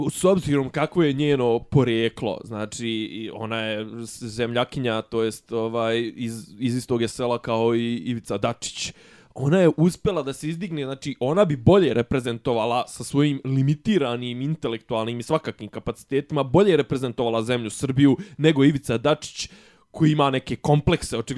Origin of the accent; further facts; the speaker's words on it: Bosnia & Herzegovina; što bi kod nas u Bosni rekli